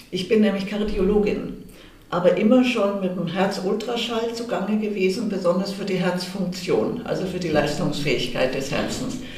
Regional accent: Munich, Bavaria, Germany; ich wollte dann auch wieder nach München in meine Heimatstadt zurück

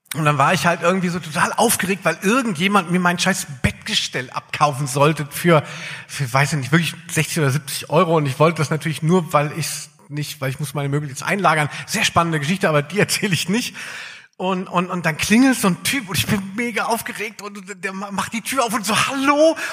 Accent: Darmstadt, Hesse, Germany; now in Cologne, Germany; als ich weggezogen bin aus Darmstadt, ja, ich komme aus Südhessen

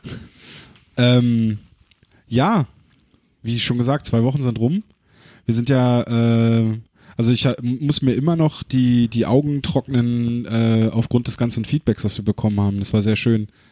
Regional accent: Berlin, Germany; wir sind ja Berliner

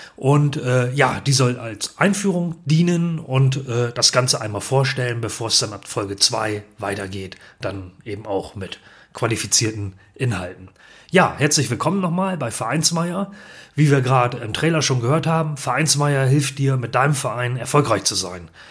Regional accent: Ganderkesee, Lower Saxony, Germany; Ich bin Jahrgang 1971 und komme aus dem norddeutschen Gannerkesee nahe Bremen, das ist in Niedersachsen

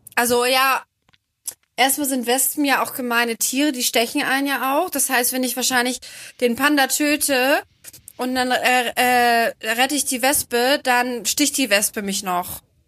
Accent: Bremen, Germany; now in Cologne, Germany; ich komme ja ursprünglich aus Bremen

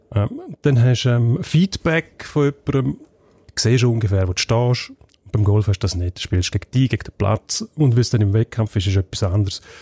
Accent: Graubünden, Switzerland; als Bündner

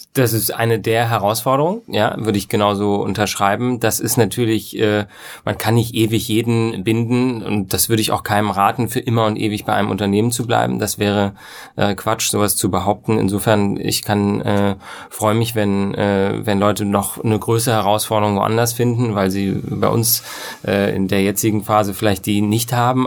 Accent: West Germany, Germany; als Wessi

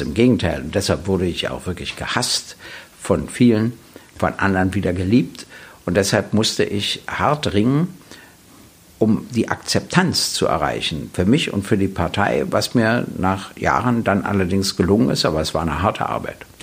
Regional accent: Berlin, Germany; ich wurde 1948 in Berlin geboren, äh, hatte immer meinen Hauptwohnsitz in Berlin

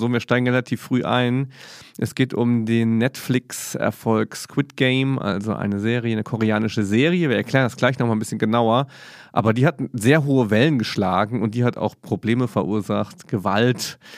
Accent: Mainz, Rhineland-Palatinate, Germany; Das ist als Mainzer auch absolut

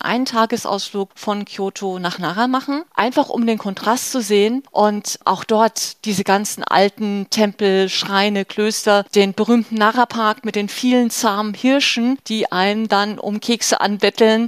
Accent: Germany; bei uns in Deutschland

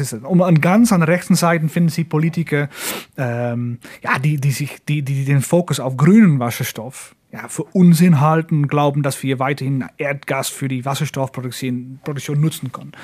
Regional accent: Netherlands; German is a second language

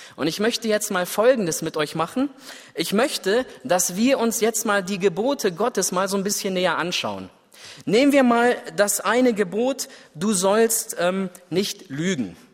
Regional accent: Germany; Ich als Deutscher

